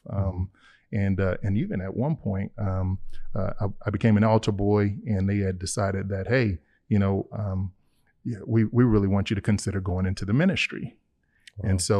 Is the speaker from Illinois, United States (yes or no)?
yes; Chicago, Illinois, United States; I'm originally from Chicago, Illinois.